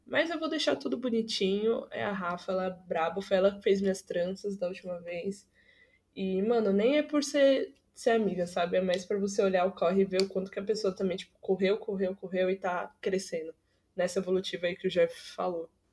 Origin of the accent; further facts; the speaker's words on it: São Paulo, Brazil; eu moro no Jardim Brasil. E, tipo, o Jardim Brasil, aqui da Zona Norte, hoje em dia tá bom, assim, hoje em dia, nos últimos 5, 6 anos. Mas quando eu era mais nova, era muita barra